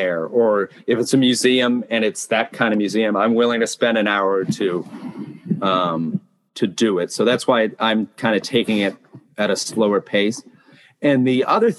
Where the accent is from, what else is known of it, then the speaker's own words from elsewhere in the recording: Massachusetts, United States; moved away as an adult; now in Japan; My home state of Massachusetts